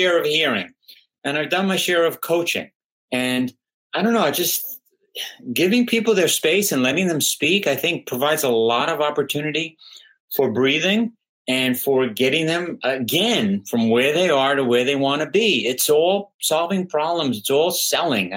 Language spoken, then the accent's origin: English; New York, United States; I'm from New York